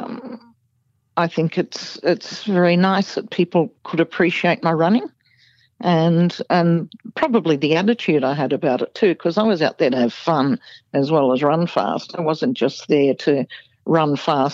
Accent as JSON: {"language": "English", "town": "Melbourne", "region": "Victoria", "country": "Australia", "tie": "born or raised there", "said": "I was a kid from Coburg, one of the outer northern suburbs of Melbourne."}